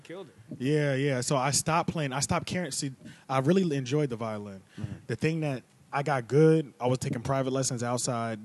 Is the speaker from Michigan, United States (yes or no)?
no; King of Prussia, Pennsylvania, United States; also born or lived in Silver Spring, Maryland; after that, we went to right outside of Philly area. Uh, right outside the Philly area, it's an area called King of Prussia